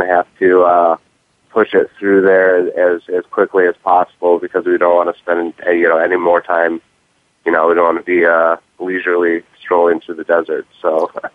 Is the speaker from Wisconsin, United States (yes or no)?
yes; Milwaukee, Wisconsin, United States; back home in uh, Milwaukee